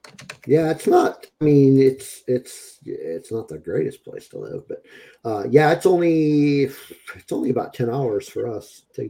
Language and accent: English; Aurora, Colorado, United States; born there; Okay. I was born in Aurora.